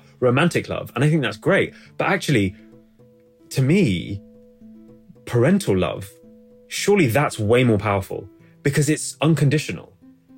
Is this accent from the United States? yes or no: no; London, United Kingdom; also born or lived in Oxford; I'd come from a majority, ethnic minority part of London.